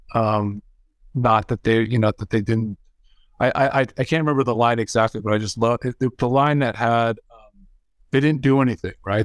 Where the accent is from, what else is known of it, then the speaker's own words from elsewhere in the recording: California, United States; I grew up in California